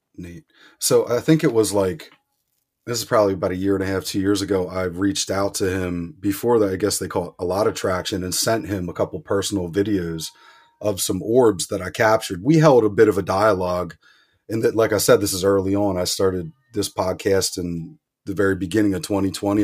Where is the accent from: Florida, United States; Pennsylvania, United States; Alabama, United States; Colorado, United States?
Pennsylvania, United States; outside of Philadelphia; I grew up outside of Philadelphia